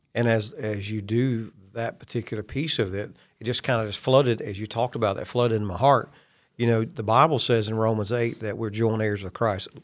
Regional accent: Kentucky, United States; I'm from Kentucky.

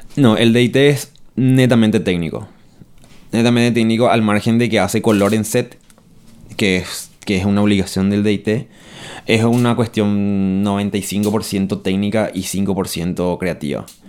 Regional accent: Paraguay; moved away as an adult; yo me fui del Paraguay en el 2010. Y volví en el 2017

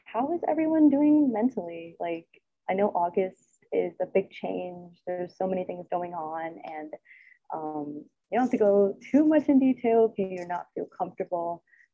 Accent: suburbs of Chicago, Illinois, United States; moved away as an adult; now in Washington, D.C., United States; My hometown, I guess you can say, is suburbs of Chicago

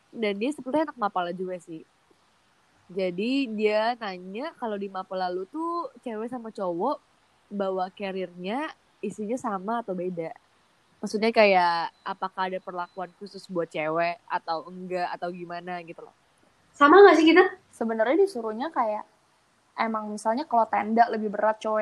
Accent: Bali, Indonesia; mungkin karena gue uh, besar

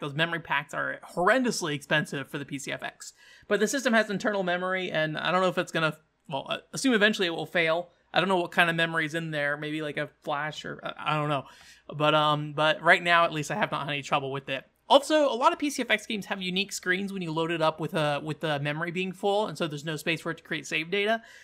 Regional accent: United States; an American

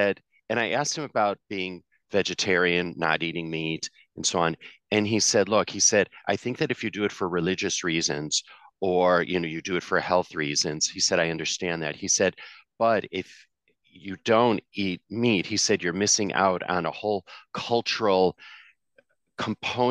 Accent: Chicago, Illinois, United States; also born or lived in Singapore; now in New York City, United States; I was born and raised in Chicago, third generation Chicagoan, which I'm very proud of, and I grew up in the suburbs there

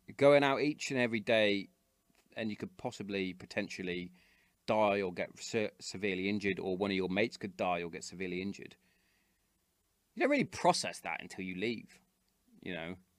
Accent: Hereford, West Midlands, United Kingdom; I grew up in Hereford

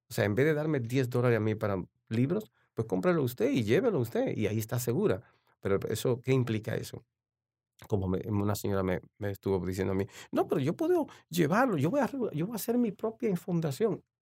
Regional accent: La Romana, Dominican Republic; born there; Sí, yo, yo realmente nací en La Romana, en la, que, está, a media hora de San Pedro de Macorís.

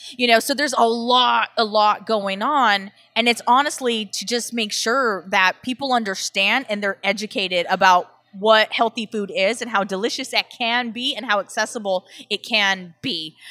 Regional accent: Southern California, United States; I'm from Southern California

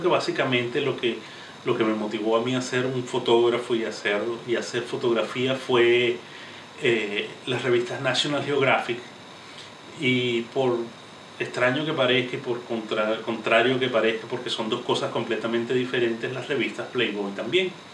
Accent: Venezuela; moved away as an adult; also born or lived in Caracas; now in United States; yo soy venezolano, actualmente residenciado en los Estados Unidos

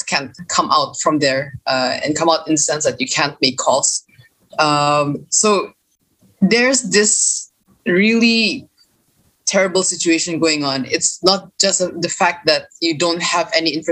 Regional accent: Kampung Lokos, Sabah, Malaysia; This particular example is in Kampung Lokos, that is my hometown.

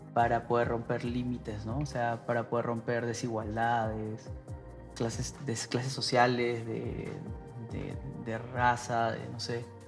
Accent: Peru; moved away as an adult; now in Mexico; estaría con mi familia, estaría con, eh, con mi familia y en mi tierra

